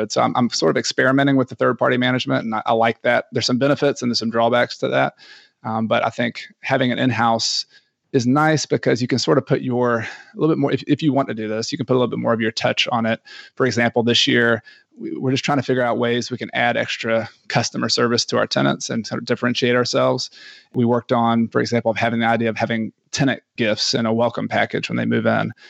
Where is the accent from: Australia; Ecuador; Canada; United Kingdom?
Ecuador; And I am from Ecuador.